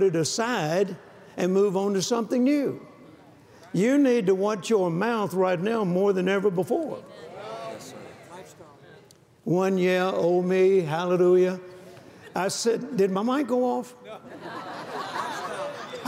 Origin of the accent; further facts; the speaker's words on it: Louisiana, United States; also born or lived in Mississippi; I was born in Mississippi, and then we moved to Louisiana, and I didn't see my grandparents as often as I did when I was in Mississippi